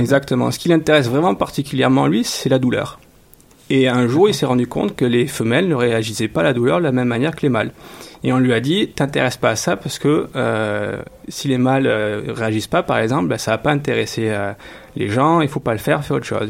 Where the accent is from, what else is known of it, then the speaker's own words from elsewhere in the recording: France; now in Montreal, Canada; chez nous en France